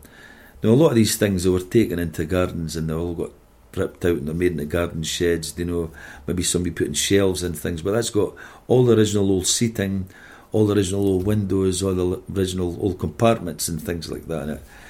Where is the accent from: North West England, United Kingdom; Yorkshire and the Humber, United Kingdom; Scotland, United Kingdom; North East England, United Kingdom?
Scotland, United Kingdom; Dundee; Me being from like the Stobswell area